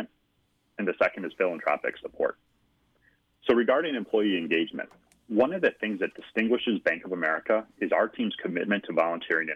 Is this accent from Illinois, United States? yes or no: yes; Chicago, Illinois, United States; Growing up in Chicago and being fortunate to attend both Catholic grade school and high school